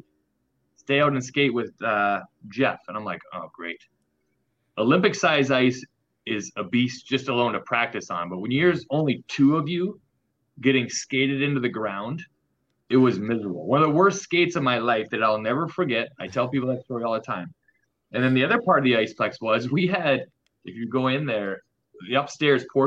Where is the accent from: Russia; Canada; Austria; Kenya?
Canada; now in North Carolina, United States; Being Canadian, I did grow up on a lake